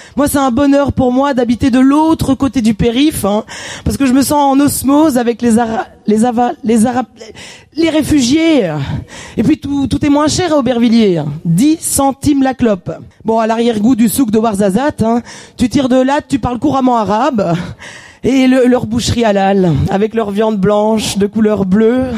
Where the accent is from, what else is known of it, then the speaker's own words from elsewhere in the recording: Wallonia, Belgium; now in France; je suis belge.